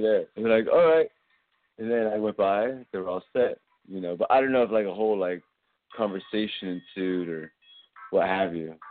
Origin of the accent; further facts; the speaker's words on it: California, United States; I'm not New Yorker. This is California, baby. Okay. I grew up with a father from New York. But this is California.